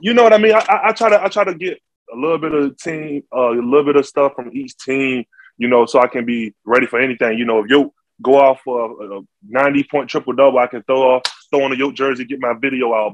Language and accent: English; Norfolk, Virginia, United States; I'm from Norfolk, Virginia